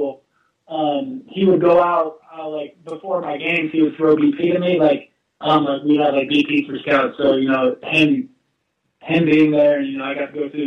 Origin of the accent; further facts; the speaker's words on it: Orlando, Florida, United States; also born or lived in Niagara Falls, New York; I grew up in Orlando, Florida.